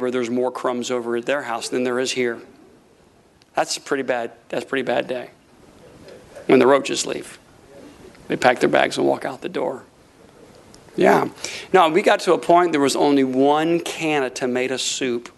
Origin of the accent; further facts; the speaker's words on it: Tampa, Florida, United States; moved away as an adult; also born or lived in Tulsa, Oklahoma; we're from Tampa, Florida.